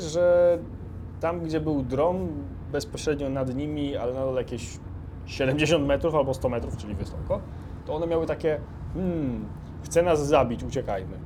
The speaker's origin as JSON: {"language": "Polish", "country": "Poland", "said": "mówimy, że z Polski"}